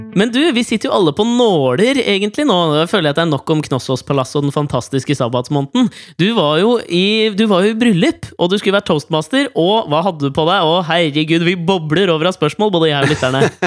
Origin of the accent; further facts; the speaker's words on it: Norway; jeg er fra Norge